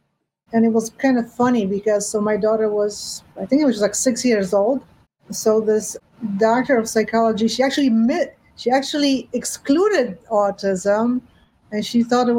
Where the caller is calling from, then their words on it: New York, United States; I am calling in from New York.